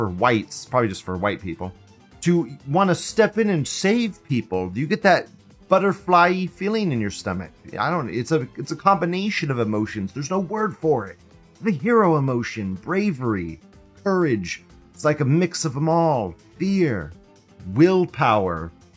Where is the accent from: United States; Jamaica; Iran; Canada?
United States; I'm an American fucking citizen.